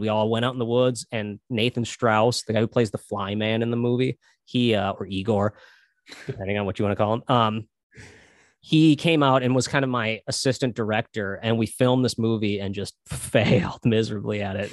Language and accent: English; Minnesota, United States; I'm from Minnesota